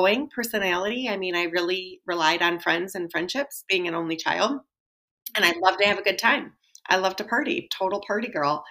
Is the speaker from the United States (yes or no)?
yes; Wisconsin, United States; I was born and raised in Wisconsin